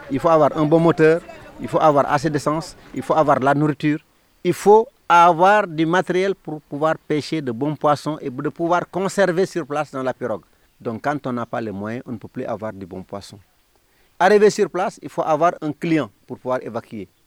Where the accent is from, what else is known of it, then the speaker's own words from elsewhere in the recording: Ndangane Sambou, Fatick, Senegal; professeur. Je suis natif de Ndangan Sambou